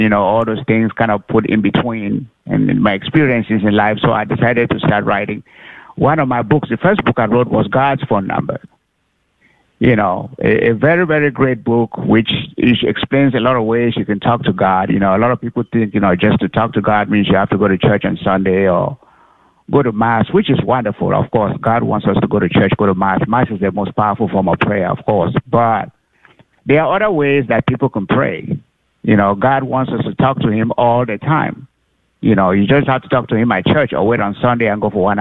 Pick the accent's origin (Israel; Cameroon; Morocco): Cameroon; also born or lived in Oklahoma; now in Arlington, United States; I wasn't born in the U.S., United States. I was born actually in Cameroon